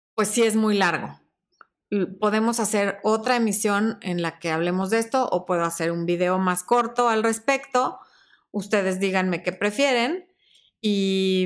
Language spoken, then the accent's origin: Spanish; Mexico; es como los mexicanos cuando decimos este cuate, este güey